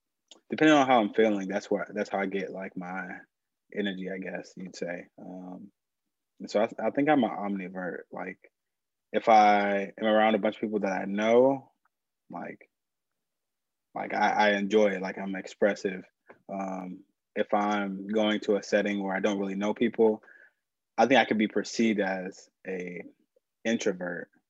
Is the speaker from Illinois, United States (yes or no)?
yes; Urbana, Illinois, United States; moved away as an adult; now in Chicago, United States; I'm from Urbana, Illinois. Grew up there